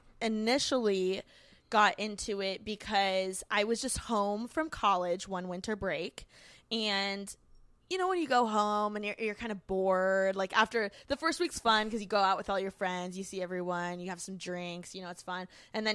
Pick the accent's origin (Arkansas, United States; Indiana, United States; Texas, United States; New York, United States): Indiana, United States; Bloomington; now in Los Angeles, United States; I moved from Bloomington, Indiana. I'm a Midwest girl at heart. Go Hoosiers.